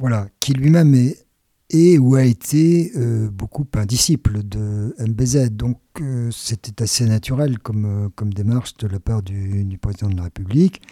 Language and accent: French; France; Quand on est français